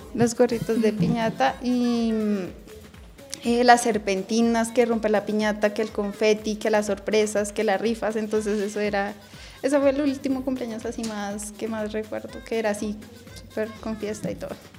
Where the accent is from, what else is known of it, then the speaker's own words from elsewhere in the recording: Bogotá, Colombia; tengo 32 años, nací aquí en Bogotá